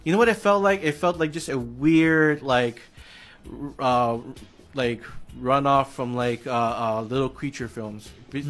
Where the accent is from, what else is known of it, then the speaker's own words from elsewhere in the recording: Hawaii, United States; growing up in Hawaii